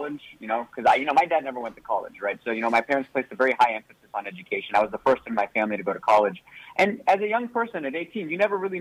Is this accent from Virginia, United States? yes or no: no; Sugar Land, Texas, United States; also born or lived in New York / Montrose, Houston; I grew up right in the heart of Sugar Land